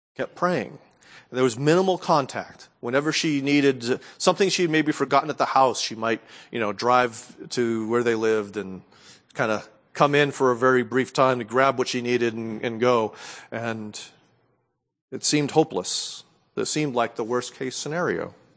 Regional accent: New England, United States; growing up in New England

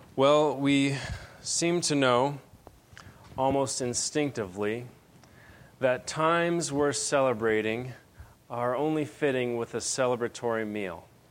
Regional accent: Benson, Arizona, United States; now in Phoenix, United States; I'm originally from Benson

